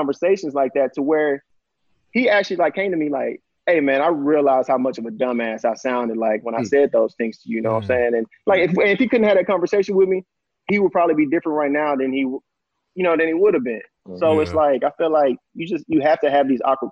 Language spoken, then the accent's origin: English; Houston, Texas, United States; I'm from Houston. So it's like we grew up around a lot of those tensions